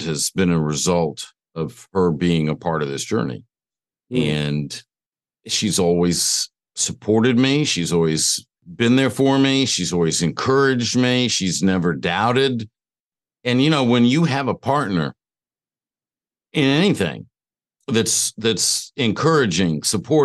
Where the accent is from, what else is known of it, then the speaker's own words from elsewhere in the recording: Atlanta, Georgia, United States; I grew up in Atlanta, Georgia